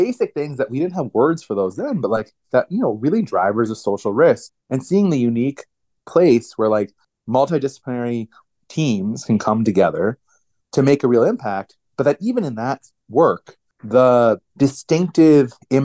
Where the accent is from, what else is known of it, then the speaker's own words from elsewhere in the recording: United States; I grew up outside of Washington, D.C., inside the Beltway